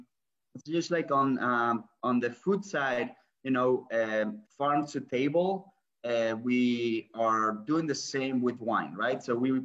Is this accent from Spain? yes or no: yes; San Sebastián, Basque Country, Spain; moved away as an adult; now in United States; Originally, I'm from San Sebastian, so it's northern part of Spain, which for the people that might know, it's a great area for food and drinks